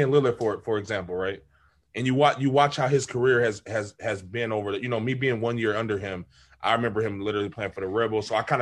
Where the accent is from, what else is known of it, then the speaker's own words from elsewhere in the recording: California, United States; we would tell teams like, "Oh yeah, we're from California."